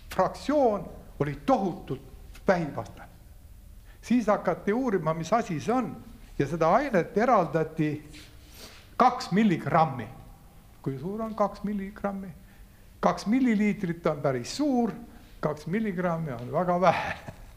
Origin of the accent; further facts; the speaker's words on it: Saare County, Estonia; moved away; also born or lived in Tartu; ma olen ka saarlane